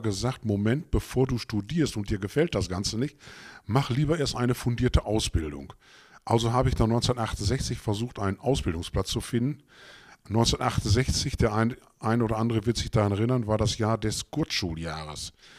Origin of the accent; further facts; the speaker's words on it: Gütersloh, North Rhine-Westphalia, Germany; also born or lived in Bünde; ich bin in Gütersloh geboren, bin auch dort zur Realschule, habe da die Realschule begonnen